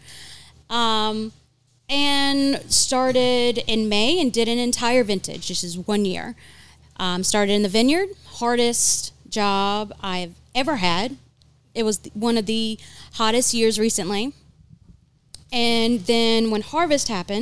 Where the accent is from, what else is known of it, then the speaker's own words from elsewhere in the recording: Eastern North Carolina, United States; accent: Eastern North Carolina; also born or lived in Virginia; I'm born and raised in North Carolina